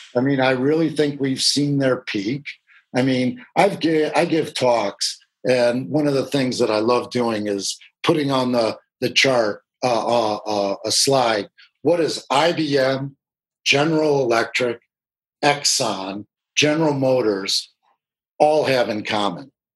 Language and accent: English; Michigan, United States; moved away as an adult; also born or lived in Washington, D.C.; now in California, United States; I moved back to my home state of Michigan